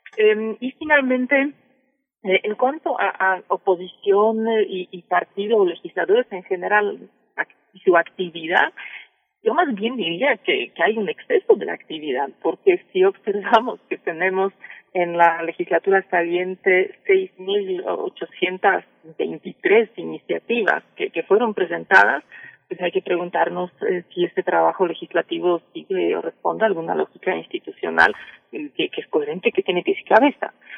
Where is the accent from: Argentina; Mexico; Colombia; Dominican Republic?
Mexico; yo como mexicana me siento orgullosa